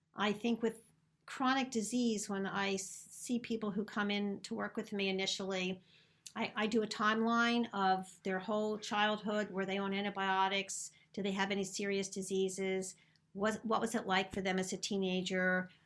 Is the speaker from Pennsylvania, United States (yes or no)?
yes; Philadelphia, Pennsylvania, United States; accent: Philadelphia; my silly Philadelphia accent.